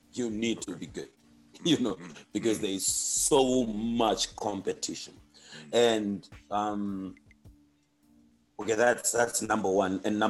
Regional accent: Zimbabwe; moved away; I'm from Zim.

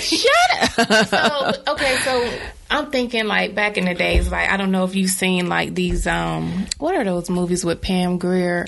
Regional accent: Bertie County, North Carolina, United States; moved away as an adult; I grew up in a black neighborhood, of course. I'm from Bertie County, 252

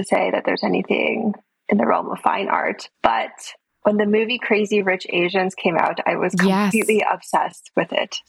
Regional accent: California, United States; moved away as an adult; now in United Kingdom; I grew up in California.

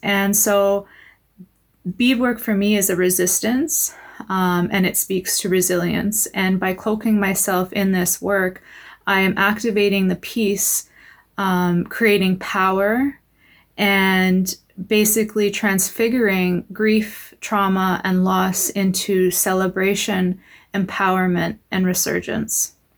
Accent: Patuanak, Saskatchewan, Canada; moved away; I'm originally from Pasternak, Saskatchewan, and I'm a member of the English River First Nation

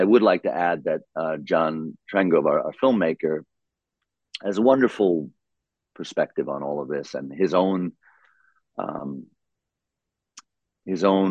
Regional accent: New York, United States; I grew up in New York. We have the most wonderfully diverse population in my city

